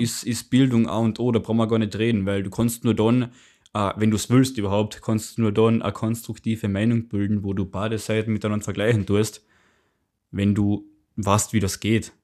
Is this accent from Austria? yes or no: yes; Austria; bei uns in Österreich